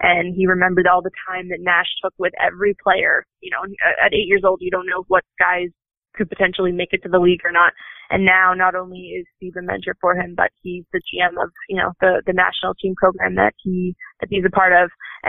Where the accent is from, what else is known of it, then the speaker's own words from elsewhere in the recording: Nova Scotia, Canada; I wasn't from Toronto. I was from Nova Scotia.